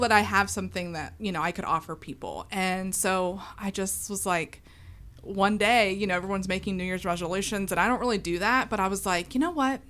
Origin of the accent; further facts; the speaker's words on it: West Chester, Ohio, United States; also born or lived in Maineville, Ohio / Morrow, Ohio; now in Franklin, United States; I grew up in Westchester.